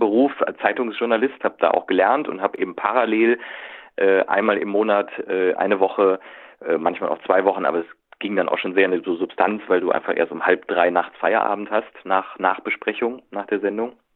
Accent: Cologne, North Rhine-Westphalia, Germany; also born or lived in Berlin; für uns als Kölner

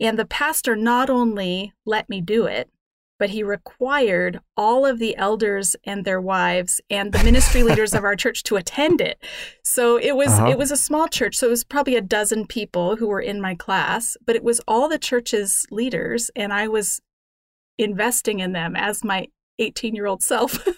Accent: Denver, Colorado, United States; moved away as an adult; now in Canada; I grew up in Denver, Colorado

